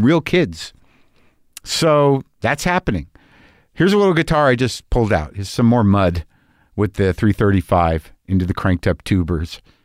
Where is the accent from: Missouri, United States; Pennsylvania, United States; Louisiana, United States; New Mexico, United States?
New Mexico, United States; Albuquerque; moved away; when I was growing up in Albuquerque, New Mexico